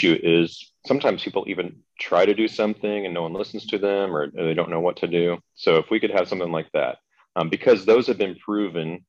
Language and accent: English; Kansas, United States; I grew up in Kansas, a family where hunting and like going to the gun range